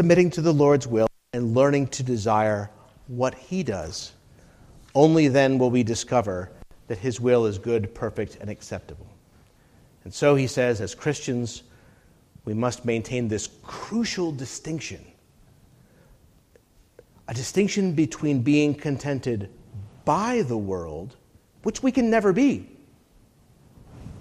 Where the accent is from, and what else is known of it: United States